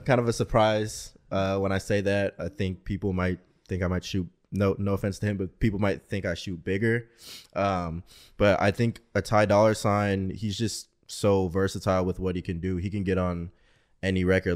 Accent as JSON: {"language": "English", "town": "Portland", "region": "Oregon", "country": "United States", "moved": "yes", "lives_now": "Arizona, United States", "said": "I'm originally from Portland, Oregon."}